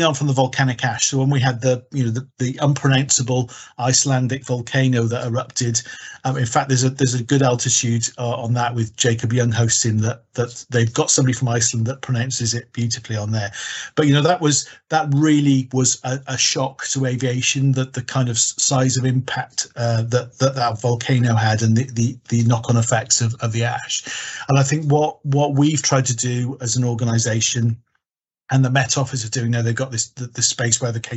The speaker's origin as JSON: {"language": "English", "region": "Wales", "country": "United Kingdom", "said": "being Welsh"}